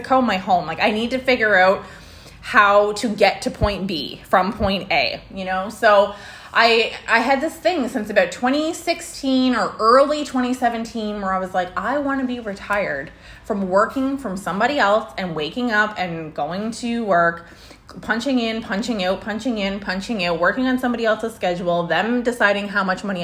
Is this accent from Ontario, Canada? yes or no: no; Prince Edward Island, Canada; moved away as an adult; also born or lived in Alberta; I was born there. I was raised there. I did all my schooling there.